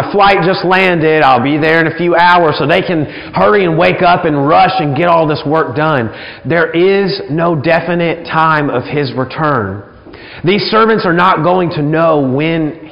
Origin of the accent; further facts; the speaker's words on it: about an hour from Gulf Shores, Alabama, United States; moved away; I spent a good amount of time growing up in the Gulf Shores area. We only lived about an hour away